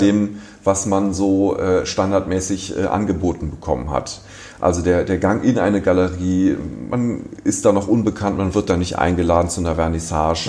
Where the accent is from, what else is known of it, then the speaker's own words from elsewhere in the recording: Düsseldorf, North Rhine-Westphalia, Germany; also born or lived in Cologne; ich bin in Düsseldorf geboren